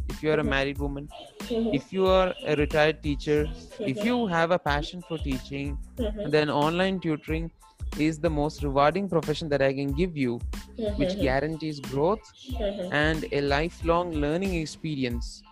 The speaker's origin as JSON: {"language": "English", "region": "Kerala", "country": "India", "also_born_or_lived": "Qatar", "said": "I'm from Kerala."}